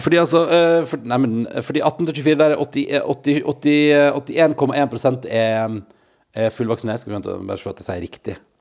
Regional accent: Førde, Vestland, Norway; moved away as an adult; now in Oslo, Norway; da jeg vokste opp i Førde

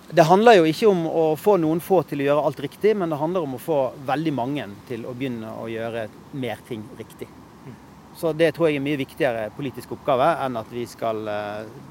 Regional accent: Bergen, Vestland, Norway; moved away as an adult; now in Oslo, Norway; jeg flyttet fra Bergen

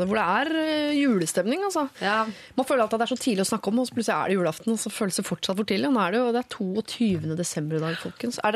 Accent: Norway; kommer man jo til et annet nytt land, og du har jo ikke nærheten av like stort nettverk som det du har hjemme i Norge.

